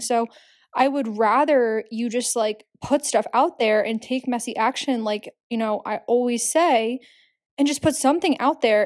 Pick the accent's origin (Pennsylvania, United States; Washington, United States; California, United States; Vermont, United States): Pennsylvania, United States; Philadelphia; also born or lived in Hamburg, Germany; now in New York City, United States; I'm from Philadelphia